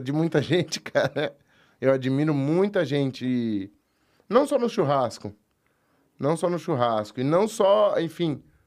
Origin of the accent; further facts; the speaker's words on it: São Paulo, Brazil; Eu nasci aqui em São Paulo, mas a, bom, a família é da fronteira, tem uma outra parte da família que é de São Paulo.